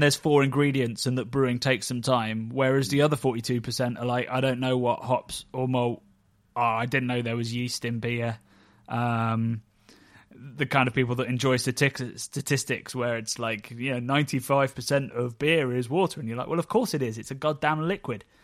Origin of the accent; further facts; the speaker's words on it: Oxford, South East England, United Kingdom; my hometown of B B C, Oxford.